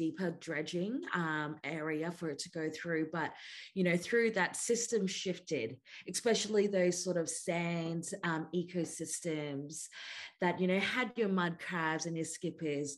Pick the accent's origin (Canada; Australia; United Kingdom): Australia; Weipa, Queensland; also born or lived in Masig Island, Torres Strait Islands; now in Naarm (Melbourne), Australia; I grew up in Cape York, Queensland, in a place called Weipa on Ulna country